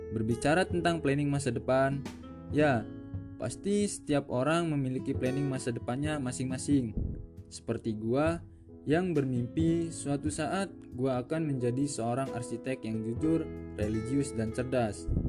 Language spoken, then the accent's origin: Indonesian; Bandar Lampung, Lampung, Indonesia; Gue berasal dari Bandar Lampung